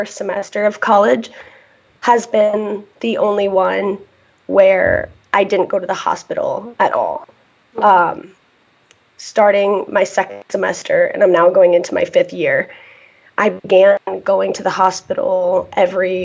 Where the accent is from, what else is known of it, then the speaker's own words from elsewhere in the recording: Michigan, United States; I am from Michigan, just the other side of the state.